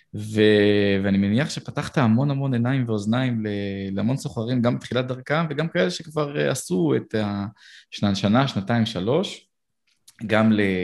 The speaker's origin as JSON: {"language": "Hebrew", "country": "Israel", "said": "אנחנו בתור ישראלים"}